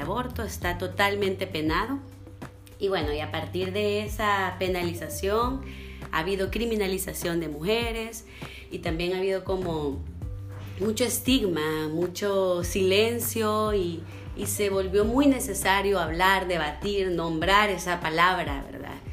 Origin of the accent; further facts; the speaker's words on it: El Salvador; moved away; yo soy del Salvador